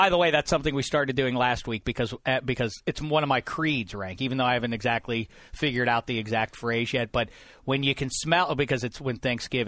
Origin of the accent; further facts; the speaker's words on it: Pittsburgh, Pennsylvania, United States; moved away; growing up in Pittsburgh